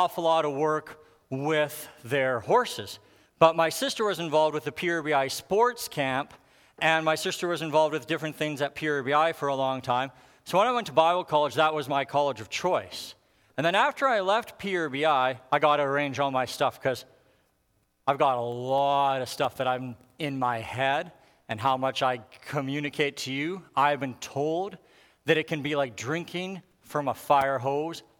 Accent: Alberta, Canada; I grew up in Alberta, and in Alberta, there's a lot of fossils

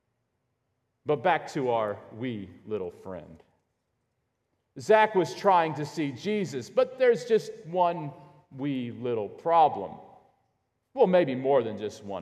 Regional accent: Illinois, United States; growing up in Illinois

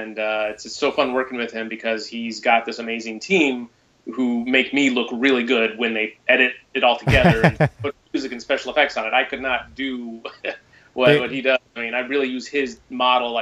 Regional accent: San Diego, California, United States; And I was real lucky that it was in right in my hometown

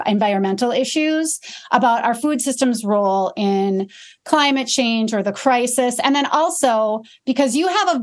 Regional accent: Midwest, United States; as a Midwesterner and not living in, I mean, we're an agricultural state

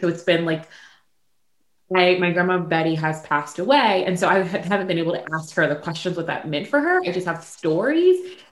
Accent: Prince George, Virginia, United States; now in Richmond, United States; I am um, from Prince George, Virginia, and um, currently I reside in Richmond, Virginia

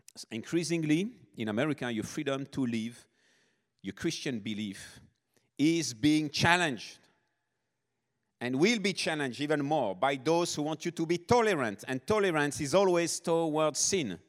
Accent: Nice, Provence-Alpes-Côte d'Azur, France; moved away; South of France, born and raised in France. Niece is my hometown

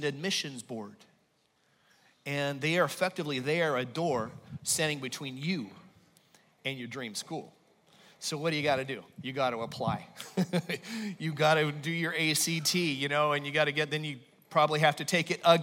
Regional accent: Los Angeles, California, United States; moved away; I'm from Los Angeles

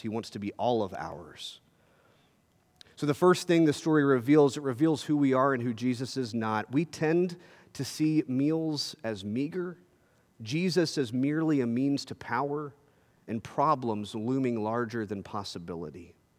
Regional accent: Texas, United States; as a Texan

